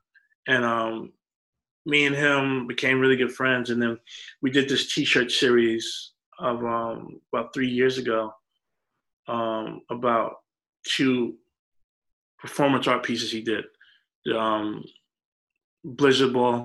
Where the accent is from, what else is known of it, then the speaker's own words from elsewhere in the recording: New York, United States; just growing up in New York, you see famous people all the time.